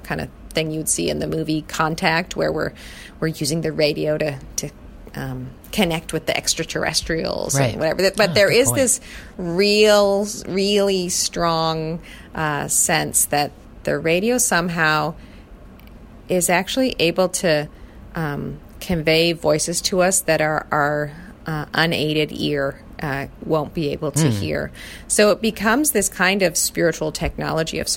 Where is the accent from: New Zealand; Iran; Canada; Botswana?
Canada; I come from Canada